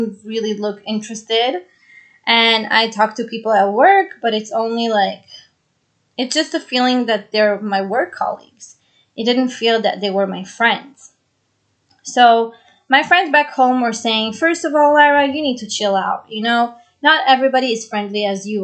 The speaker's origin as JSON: {"language": "English", "town": "Jerusalem", "region": "Jerusalem District", "country": "Israel", "tie": "born or raised there", "also_born_or_lived": "Brazil", "moved": "as an adult", "lives_now": "New York City, United States", "said": "I was born in Brazil and I grew up in Israel"}